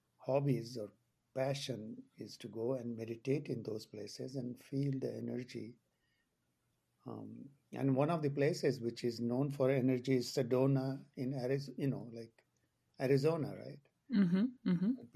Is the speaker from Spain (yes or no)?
no; India; moved away as an adult; also born or lived in England / Boston, United States; now in Maine, United States; I grew up in India and we moved to England after my finishing my medical school